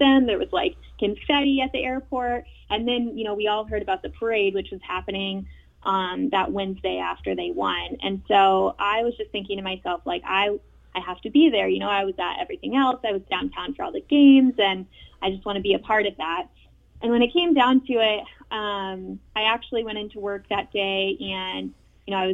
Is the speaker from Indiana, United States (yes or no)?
yes; Indianapolis, Indiana, United States; moved away as an adult; now in Cleveland, United States; I'm from Indianapolis